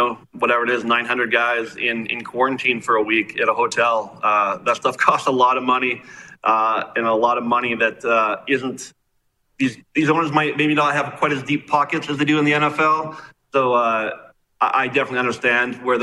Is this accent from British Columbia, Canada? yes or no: no; Regina, Saskatchewan, Canada; as a kid growing up in Regina